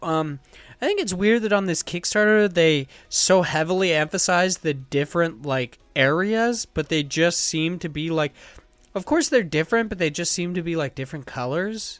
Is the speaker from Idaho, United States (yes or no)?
yes; Idaho, United States; growing up in Idaho